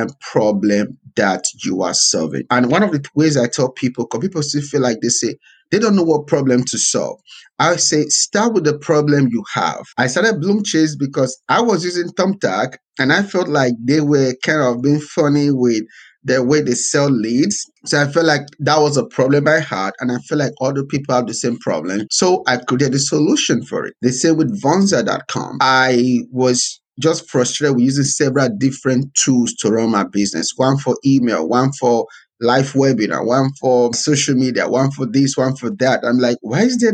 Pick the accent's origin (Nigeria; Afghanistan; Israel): Nigeria; now in United States; I was born in Nigeria, so I was born to kind of a middle class family